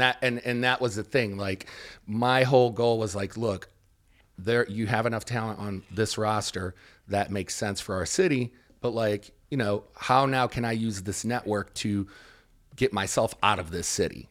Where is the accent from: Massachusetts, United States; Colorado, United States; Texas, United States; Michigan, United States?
Michigan, United States; Detroit; growing up in Detroit